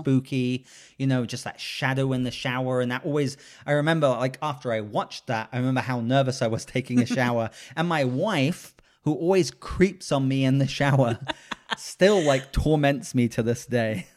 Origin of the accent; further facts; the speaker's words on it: England, United Kingdom; moved away; I grew up in England